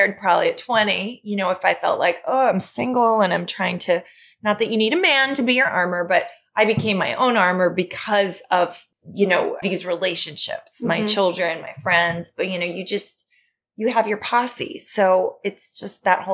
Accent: New York, United States; growing up in New York, I feel like I'm an observer. Yeah. I've just lived here for 44 years

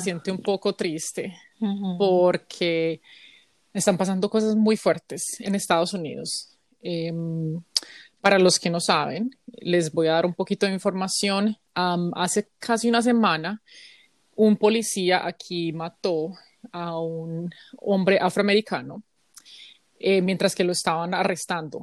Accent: Colombia; moved away as an adult; now in United States

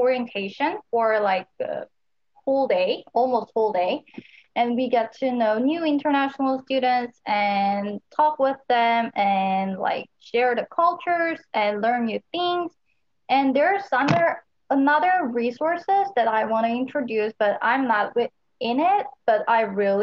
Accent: Seoul, South Korea; moved away as an adult; now in Oregon, United States; I'm actually from Seoul, which is South Korea's capital city

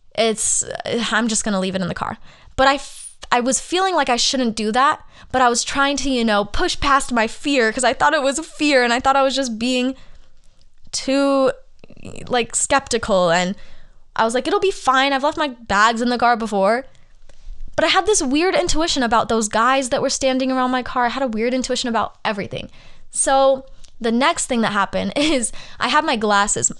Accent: Arizona, United States; moved away as an adult; also born or lived in Los Angeles; I'm from Arizona

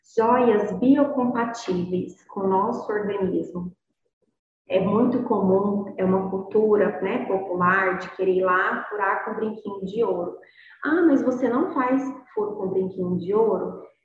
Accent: Inhumas, Goiás, Brazil; sou daqui de Goiás, sou de Inhumas, Goiás, é uma cidade interior do estado de Goiás

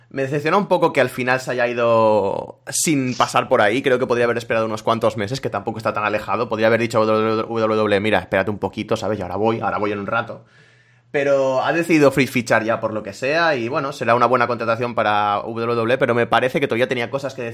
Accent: Spain; sobre todo siendo españoles, que es lo que se nos

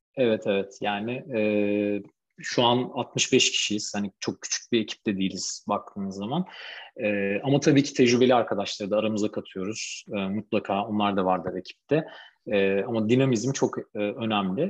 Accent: Ankara, Turkey; Ankara'da okudum tüm hayatım boyunca.

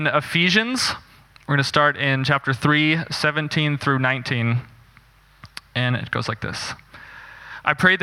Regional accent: Northeast Texas, United States; I grew up in Texas as a missionary kid in a Christian ministry there for a lot of years.

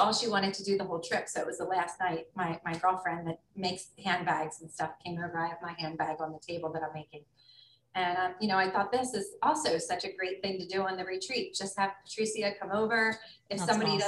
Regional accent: United States; moved away as an adult; as an American and you have an American passport

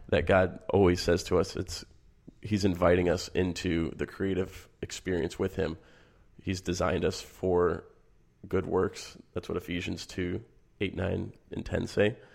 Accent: Michigan, United States; I grew up in Michigan

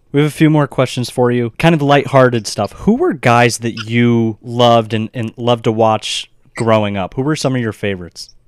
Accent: Arizona, United States; the three of us are all from Arizona

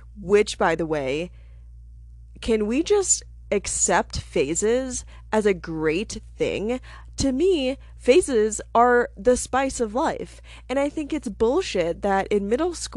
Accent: Alaska, United States; now in Denver, United States; I am from Alaska. I used to be a newspaper journalist.

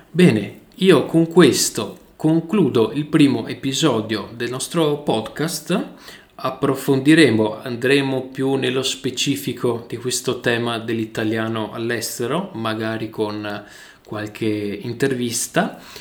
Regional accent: northern Italy, Italy; accent: northern Italian; Io ho un accento, ho un accento del nord Italia

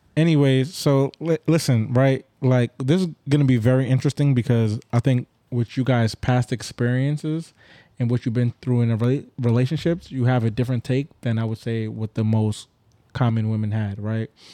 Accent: Grenada; I'm Grenadian.

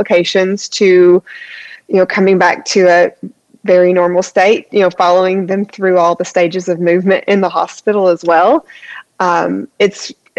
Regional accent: Eastern Kentucky, United States; moved away as an adult; also born or lived in Washington State; my hometown hospital, where I'm from in Eastern Kentucky, they hired me. And I lived in my hometown

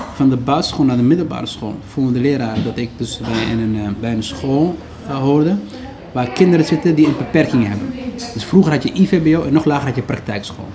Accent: Netherlands; also born or lived in Somalia; we zijn een stukje opgegroeid in AZC

